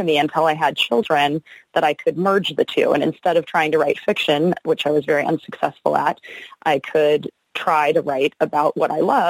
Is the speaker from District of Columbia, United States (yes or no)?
no; Rancho Palos Verdes, California, United States; I am from Rancho Palos Verdes, which is just south of LAX in Los Angeles, California